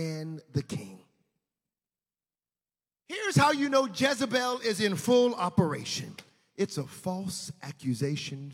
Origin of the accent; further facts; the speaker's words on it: the South, United States; I'm a Southern boy. We came from the South